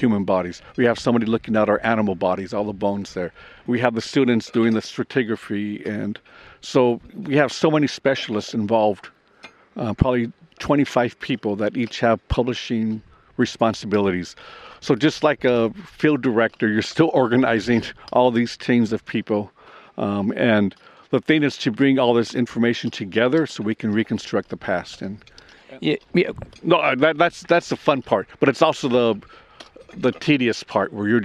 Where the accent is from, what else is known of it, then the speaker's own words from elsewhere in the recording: California, United States; I'm from California